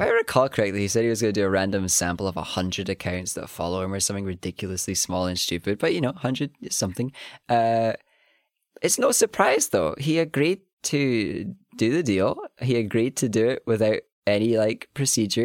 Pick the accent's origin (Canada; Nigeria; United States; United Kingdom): United Kingdom; Scotland; we're Scottish